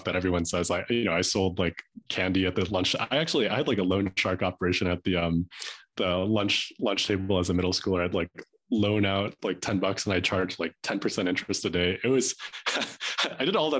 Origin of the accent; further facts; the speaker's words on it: Chicago, Illinois, United States; moved away as an adult; also born or lived in Boston / San Francisco / China / Los Angeles; now in Park City, United States; I grew up in Chicago, just a suburb out of Chicago